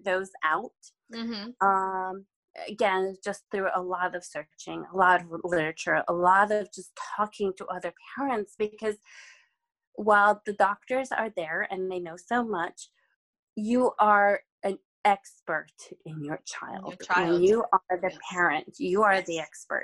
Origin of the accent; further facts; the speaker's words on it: Czechia; moved away; I'm originally from the Czech Republic